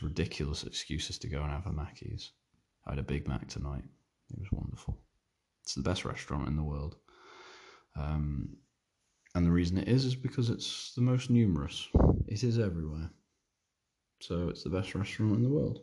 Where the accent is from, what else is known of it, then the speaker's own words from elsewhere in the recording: Isle of Man; I'm from the British Isles, but like, we're Manx